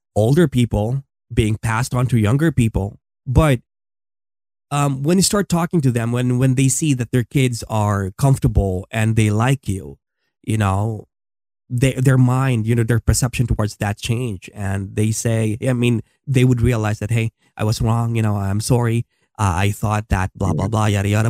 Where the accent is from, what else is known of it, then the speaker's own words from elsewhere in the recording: Philippines; moved away as an adult; my country in the Philippines.